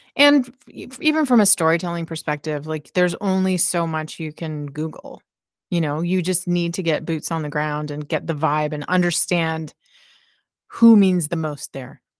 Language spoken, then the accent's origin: English; Halifax, Nova Scotia, Canada; rock radio show in Halifax, my hometown.